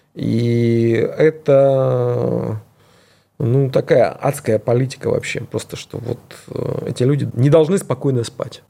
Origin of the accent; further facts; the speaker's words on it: Dnipro, Dnipropetrovsk Oblast, Ukraine; moved away; also born or lived in Kyiv; я сам родился и вырос в Днепропетровске, это областной центр на юго-востоке.